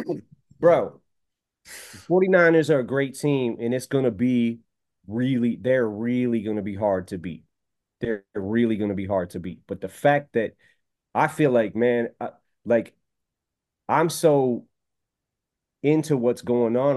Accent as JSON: {"language": "English", "town": "Detroit", "region": "Michigan", "country": "United States", "tie": "born or raised there", "also_born_or_lived": "Missouri", "said": "growing up in Detroit"}